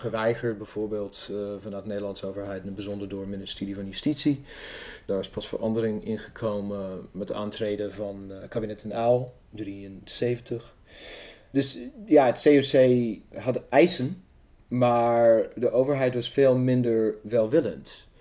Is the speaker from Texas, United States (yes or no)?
no; Evansville, Indiana, United States; Dutch is a second language; also born or lived in Amsterdam, Netherlands; now in Netherlands; Ik kom uit Evansville, Indiana. Dat is in het zuiden van de staat Indiana.